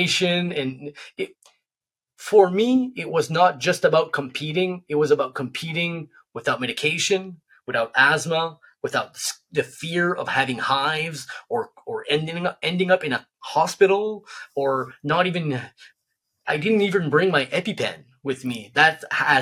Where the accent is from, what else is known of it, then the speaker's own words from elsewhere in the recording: New Brunswick, Canada; I'm from New Brunswick, a really remote area